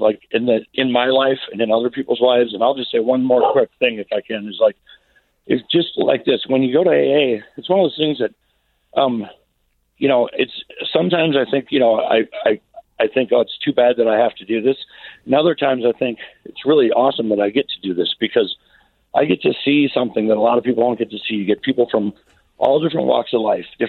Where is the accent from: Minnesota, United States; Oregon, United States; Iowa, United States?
Minnesota, United States; Minneapolis; moved away as an adult; now in Grand Rapids, United States; I'm not from Grand Rapids. I'm from the Twin Cities